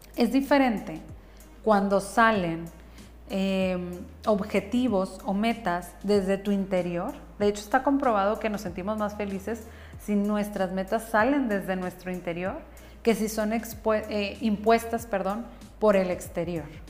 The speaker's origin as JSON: {"language": "Spanish", "region": "northern Mexico", "country": "Mexico", "said": "soy bien norteña, tengo una voz fuerte"}